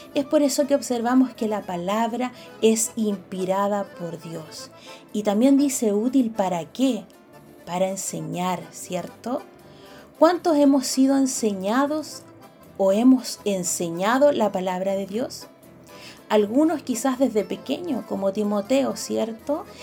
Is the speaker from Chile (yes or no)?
yes; Chile; como buenos patriotas chilenos